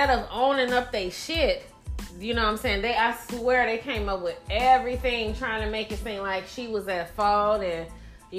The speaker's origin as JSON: {"language": "English", "town": "Gary", "region": "Indiana", "country": "United States", "said": "I'm representing West Side because I'm from the shop. From the west side"}